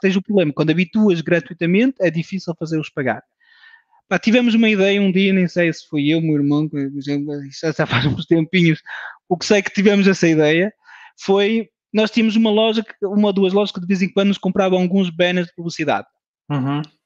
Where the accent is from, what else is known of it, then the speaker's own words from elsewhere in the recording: France; moved away as an adult; now in Portugal; Nasci em França, de pais portugueses, um, ehm, uma família de imigrantes